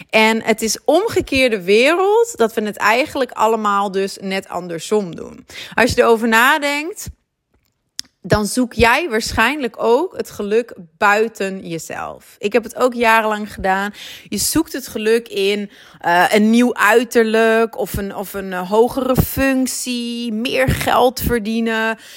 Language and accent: Dutch; Groningen, Netherlands; accent: Dutch; now in Antwerp, Belgium; ik heb eh, voornamelijk een Nederlands accent, want ik ben geboren en getogen in Groningen, maar ik woon al ruim tien jaar in Antwerpen